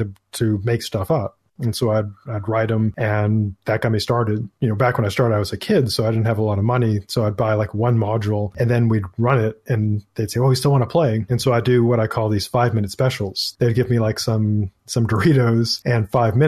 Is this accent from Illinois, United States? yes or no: no; Maine, United States; I'm from Maine